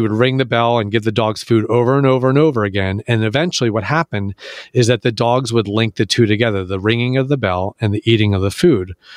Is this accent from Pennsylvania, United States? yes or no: yes; Philadelphia, Pennsylvania, United States; I'm from Philadelphia